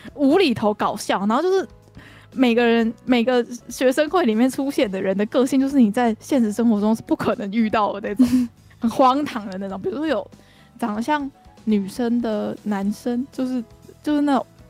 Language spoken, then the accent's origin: Chinese; Kaohsiung, Taiwan; now in Taoyuan, Taiwan; 我们高雄人就是适合活在阳光下面